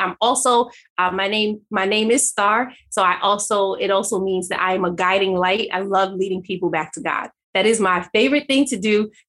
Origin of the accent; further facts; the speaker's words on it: Jamaica; And now I'm Jamaican.